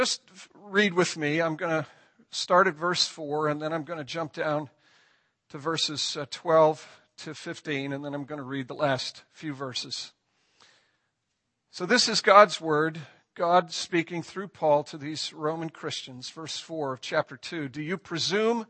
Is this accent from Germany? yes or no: no; Ireland; I'm Irish